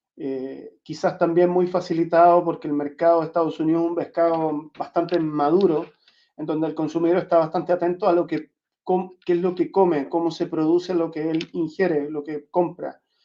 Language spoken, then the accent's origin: Spanish; Chile; moved away; also born or lived in Santiago / southern Chile; nacido en Chile. Crecí entre Santiago y el sur de Chile